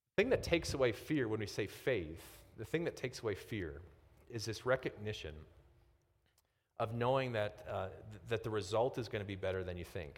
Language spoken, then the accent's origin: English; Midwest, United States; I'm from the Midwest